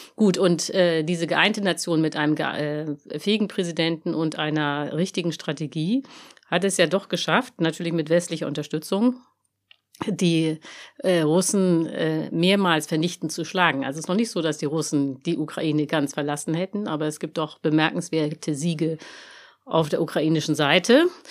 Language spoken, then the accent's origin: German; Germany; wir als Deutsche